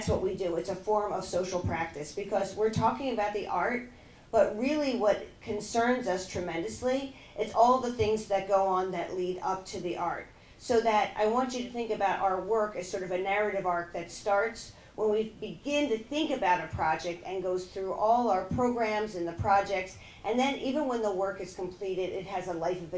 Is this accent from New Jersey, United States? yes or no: yes; Margate, New Jersey, United States; moved away as an adult; also born or lived in Los Angeles, California; now in Philadelphia, United States; I grew up in Margate, New Jersey